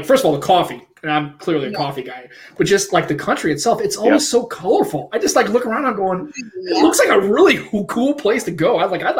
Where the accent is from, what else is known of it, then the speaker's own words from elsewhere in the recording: United States; Yeah, I guess I'm the prototypical American.